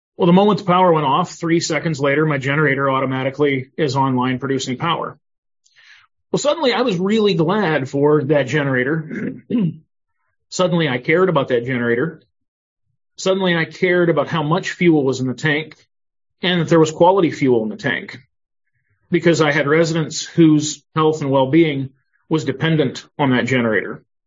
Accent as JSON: {"language": "English", "region": "Northwest Ohio", "country": "United States", "tie": "born or raised there", "also_born_or_lived": "Rochester, Minnesota", "moved": "as an adult", "lives_now": "Mountain View, United States", "said": "I uh, was born and raised in Northwest Ohio"}